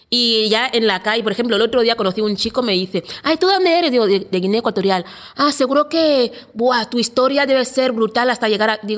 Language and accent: Spanish; A Coruña, Galicia, Spain; born there; nací en La Coruña.